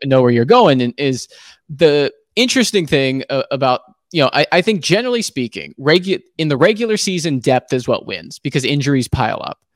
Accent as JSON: {"language": "English", "region": "Hawaii", "country": "United States", "tie": "born or raised there", "moved": "yes", "said": "I was born and raised in Hawaii"}